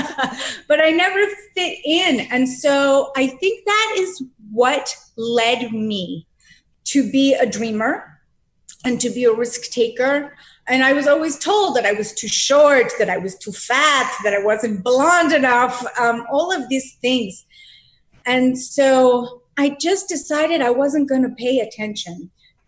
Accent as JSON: {"language": "English", "town": "Boston", "region": "Massachusetts", "country": "United States", "said": "I am from Boston, Massachusetts."}